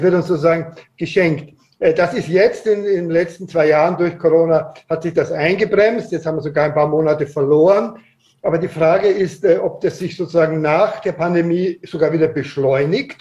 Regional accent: Austria; bei uns in Österreich

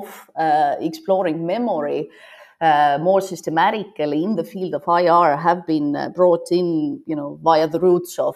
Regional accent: Estonia; now in Copenhagen, Denmark; while I was growing up in Soviet Estonia

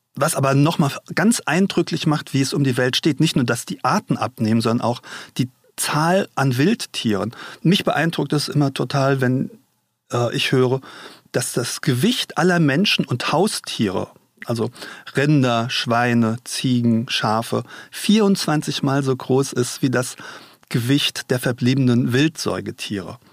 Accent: Mainz, Rhineland-Palatinate, Germany; Ich komme ja aus Mainz und war hier früher oft

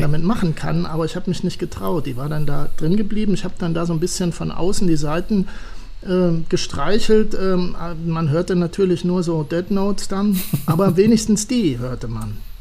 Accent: Siegen, North Rhine-Westphalia, Germany; bei uns in Siegen

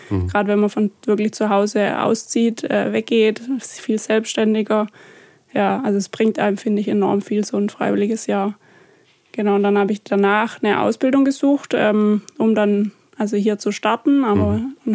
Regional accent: Flein, Baden-Württemberg, Germany; also born or lived in Heilbronn; Ich bin in Flein

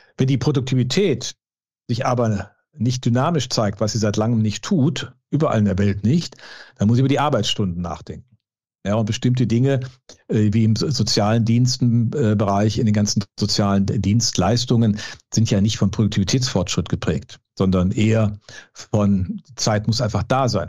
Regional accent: Düsseldorf, North Rhine-Westphalia, Germany; also born or lived in Cologne; als gebürtiger Düsseldorfer

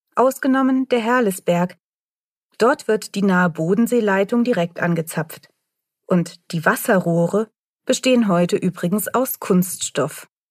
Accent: Tübingen, Baden-Württemberg, Germany; bei uns in Tübingen

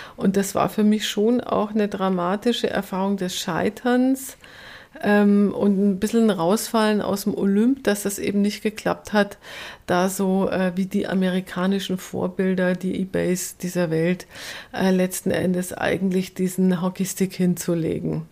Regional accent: rural Upper Bavaria, Germany; Ich komme ja aus dem Ober, vom oberbayerischen Land

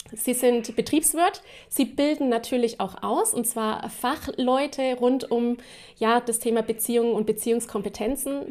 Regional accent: Erlangen, Bavaria, Germany; Ich bin ja auch aus Erlangen

